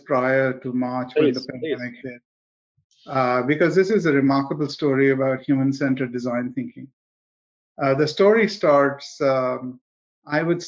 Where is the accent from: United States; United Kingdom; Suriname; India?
India; moved away as an adult; now in Canada; the India that I grew up in the 1970s and the 1980s